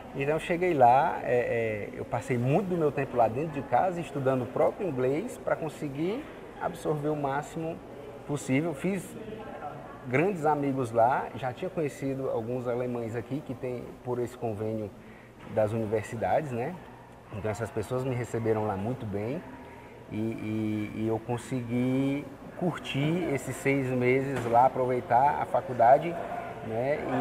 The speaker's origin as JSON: {"language": "Portuguese", "town": "Fortaleza", "region": "Ceará", "country": "Brazil", "tie": "born or raised there", "also_born_or_lived": "Anápolis, Goiás", "said": "a gente tinha seis anos, a gente mudou de Anápolis, Goiás para Fortaleza"}